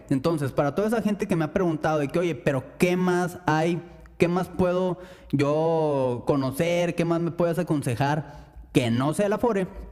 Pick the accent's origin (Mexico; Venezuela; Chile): Mexico